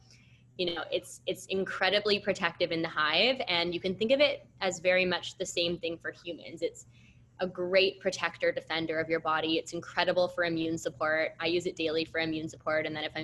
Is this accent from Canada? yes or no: yes; Canada; I'm from Canada and I did university in Canada